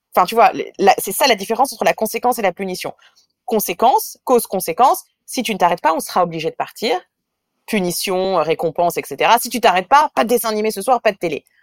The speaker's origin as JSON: {"language": "French", "country": "France", "also_born_or_lived": "Israel", "moved": "as an adult", "lives_now": "New York, United States", "said": "j'ai un mari israélien, que je suis française, qu'on vit à New York"}